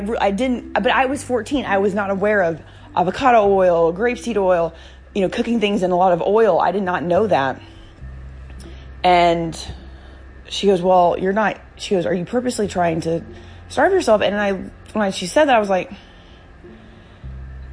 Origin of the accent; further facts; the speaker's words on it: the South, United States; I'm from the South, okay, like, my family's from North Carolina and Virginia